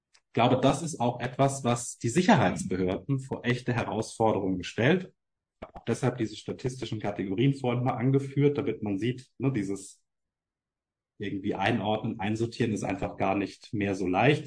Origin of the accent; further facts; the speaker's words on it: Main-Tauber-Kreis, Baden-Württemberg, Germany; moved away; Ich komme ursprünglich aus dem Main-Tauber-Kreis